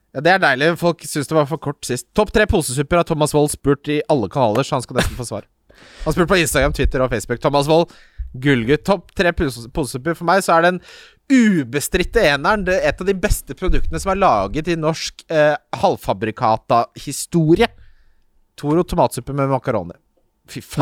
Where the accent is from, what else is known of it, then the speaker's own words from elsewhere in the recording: Ski, Akershus, Norway; moved away; hjembyen min Ski, for jeg lengter hjem